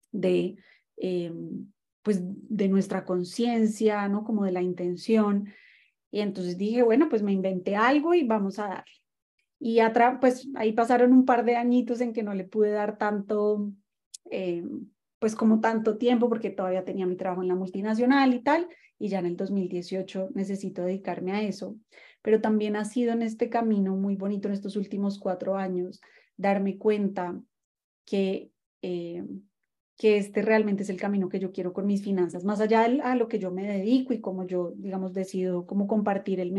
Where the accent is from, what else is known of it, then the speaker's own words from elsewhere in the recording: Colombia; also born or lived in Mexico; yo en ese momento vivía en México porque ahí estudié mi carrera, soy colombiana, pero bueno, he estado un poquito como all over the place y eh, me mudé a Argentina